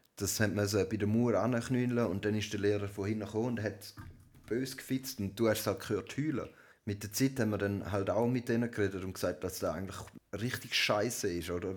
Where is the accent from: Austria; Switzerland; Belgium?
Switzerland; bei uns in der Schweiz